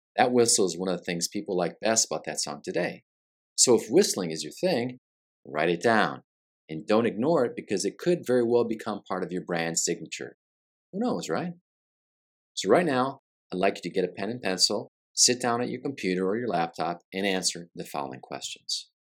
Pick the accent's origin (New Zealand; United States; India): United States; Flint, Michigan; also born or lived in Brazil; now in Orlando area, Florida, United States; as a kid growing up in Flint, Michigan